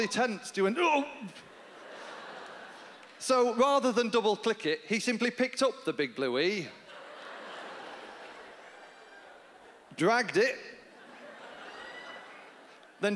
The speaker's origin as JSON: {"language": "English", "region": "Yorkshire and the Humber", "country": "United Kingdom", "accent": "North of England", "moved": "yes", "said": "I'm from Yorkshire in England. That's where my family are from."}